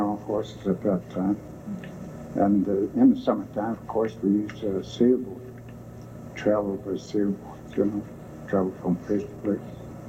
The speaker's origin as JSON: {"language": "English", "area": "Serpent River Indian Reserve", "region": "Ontario", "country": "Canada", "tie": "born or raised there", "said": "I was born on the Serpent River Indian Reserve. It's in 1897, on June 11th. Uh-huh. So I am almost 76 years old."}